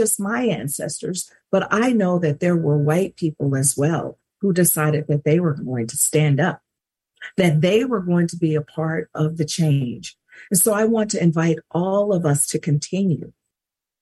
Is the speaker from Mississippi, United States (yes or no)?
yes; Mississippi, United States; she's so proud of being from Mississippi, and I am as well.